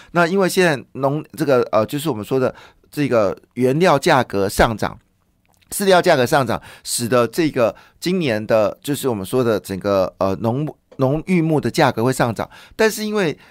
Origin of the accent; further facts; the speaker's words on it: Taiwan; 我们其实台湾人是非常宽容的